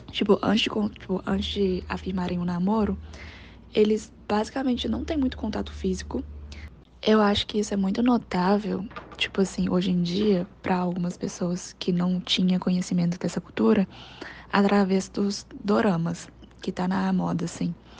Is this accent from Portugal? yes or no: no; China; now in Brazil; do meu país de origem, que é a China